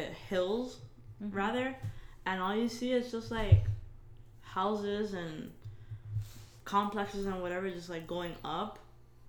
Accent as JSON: {"language": "English", "town": "Miami", "region": "Florida", "country": "United States", "said": "we're from Miami."}